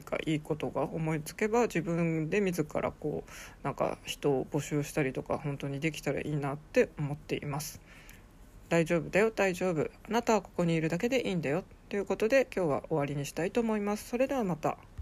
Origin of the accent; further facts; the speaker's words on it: Sapporo, Hokkaido, Japan; moved away; also born or lived in Kanto; 札幌生まれの札幌育ち